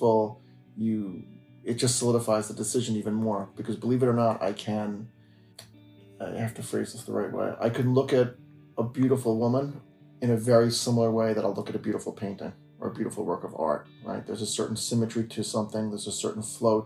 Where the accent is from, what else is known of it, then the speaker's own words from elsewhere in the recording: Tenafly, New Jersey, United States; I was born and bred in New Jersey, and I grew up in Tenafly